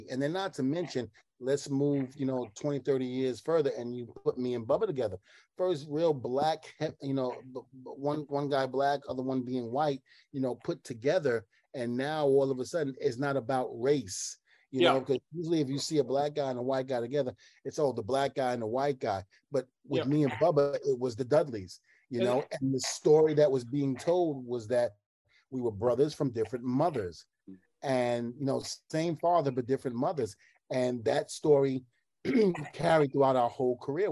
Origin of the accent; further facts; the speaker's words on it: New York City, New York, United States; I grew up in Brooklyn, I grew up in the projects